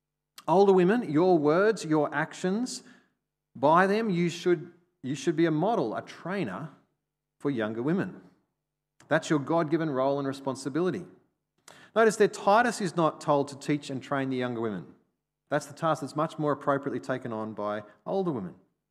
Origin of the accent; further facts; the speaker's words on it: Australia; I mean, it's kind of part of being Australian.